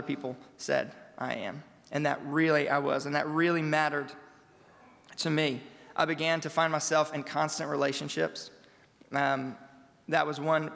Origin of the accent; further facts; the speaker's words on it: Louisiana, United States; I grew up in Louisiana all of my 25 years of life